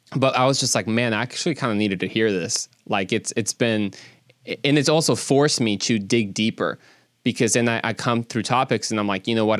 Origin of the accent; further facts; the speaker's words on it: Mexico; now in Dallas, United States; I'm actually originally from Mexico